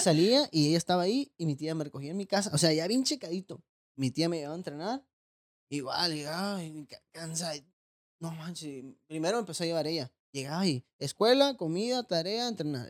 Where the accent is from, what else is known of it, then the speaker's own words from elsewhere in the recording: Tijuana, Baja California, Mexico; also born or lived in Los Mochis, Sinaloa; Yo Soy nacido en Los Moches, Sinaloa. Eh, me vine a Tijuana, me acuerdo, mi mamá me trajo a los siete años